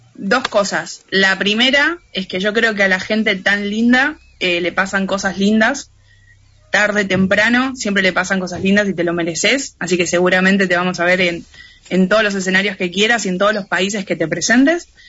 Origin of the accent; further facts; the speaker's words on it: Argentina; Yo soy de Argentina, la radio está en Argentina